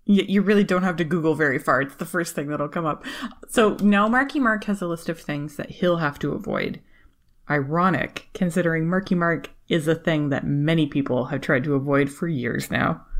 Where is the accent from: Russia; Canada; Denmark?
Canada; I was born and raised in Canada